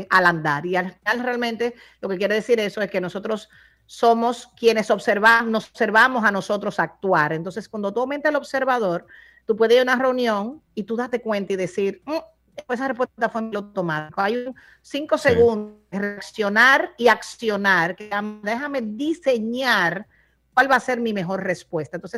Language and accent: Spanish; Dominican Republic; now in Miami, United States; Mira, como yo vivo en Miami, pero como dominicana voy como una vez al trimestre